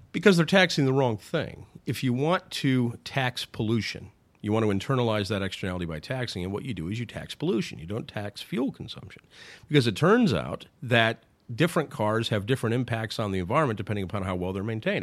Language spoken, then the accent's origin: English; Sioux City, Iowa, United States; I'm from Sioux City, Iowa